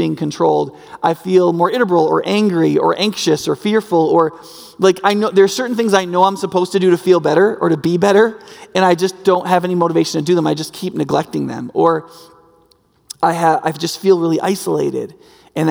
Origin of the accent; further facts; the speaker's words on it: United States; predominantly among us as Americans and as American Christians